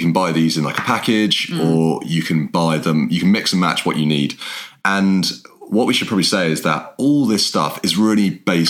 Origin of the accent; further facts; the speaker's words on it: England, United Kingdom; I'm English.